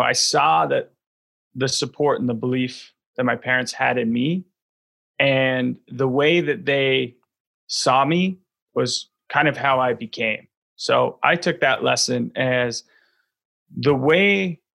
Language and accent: English; Vancouver, British Columbia, Canada; grow up in Vancouver, BC, Canada